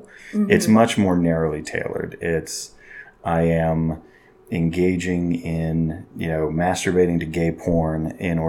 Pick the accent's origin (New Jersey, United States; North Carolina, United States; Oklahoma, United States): Oklahoma, United States; moved away as an adult; also born or lived in California / Houston, Texas / Central America; now in Utah, United States; a medium-sized town in Oklahoma, where I lived most of my childhood and adolescence